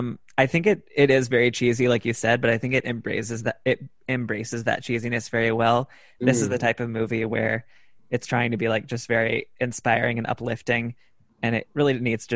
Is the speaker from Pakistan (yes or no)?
yes; Pakistan; I'm basically a Pakistani kid.